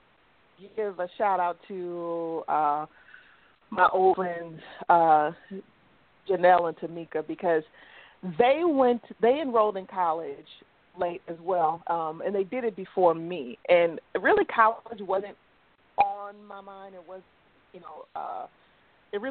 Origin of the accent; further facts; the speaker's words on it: South Bend, Indiana, United States; I am from South Bend, Indiana.